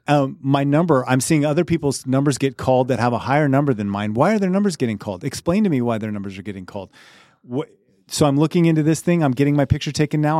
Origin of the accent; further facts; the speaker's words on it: Crowley, Colorado, United States; I grew up in Crowley, Colorado